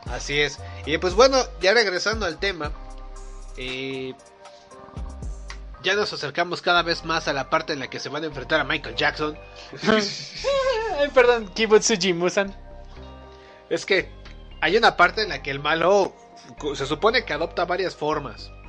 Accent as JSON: {"language": "Spanish", "country": "Mexico", "said": "Somos mexicanos. Pero somos güeros. Relativamente güeros. Somos mexicanos."}